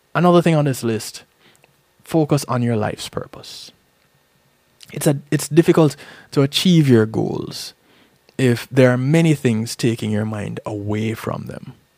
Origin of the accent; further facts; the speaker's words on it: Jamaica; There's a saying that I grew up hearing in Jamaica